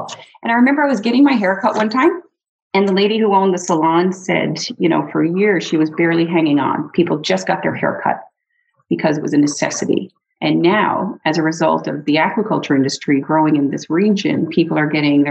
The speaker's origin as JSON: {"language": "English", "region": "Newfoundland and Labrador", "country": "Canada", "tie": "born or raised there", "moved": "yes", "lives_now": "Campbell River, Canada", "said": "I grew up around fish. So I'm originally from Newfoundland"}